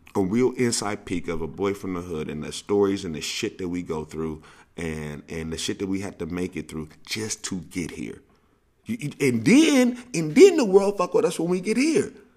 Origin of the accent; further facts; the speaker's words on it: St. Louis, Missouri, United States; I grew up in Saint Louis